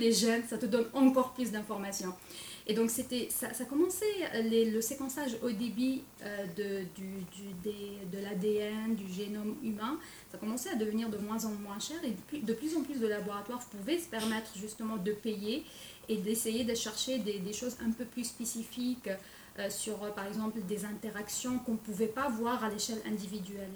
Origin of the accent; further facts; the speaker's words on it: Algeria; moved away as an adult; also born or lived in France; now in Quebec, Canada; je suis née en Algérie... C'est en nord de l'Afrique